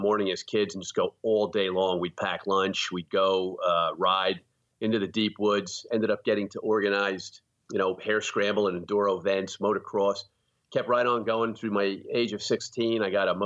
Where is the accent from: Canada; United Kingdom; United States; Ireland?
United States; hard coal region of Pennsylvania; also born or lived in Easton, Pennsylvania; I grew up in a rural area in the hard coal region of Pennsylvania